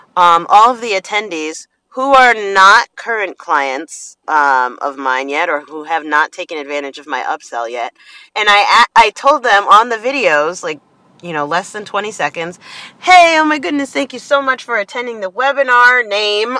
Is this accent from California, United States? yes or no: no; New Jersey, United States; I'm from Jersey